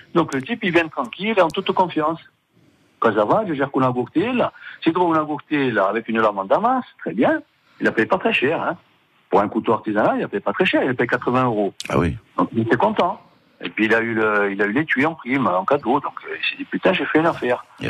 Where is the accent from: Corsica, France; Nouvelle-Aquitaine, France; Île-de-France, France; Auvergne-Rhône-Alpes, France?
Corsica, France; en tant que Corse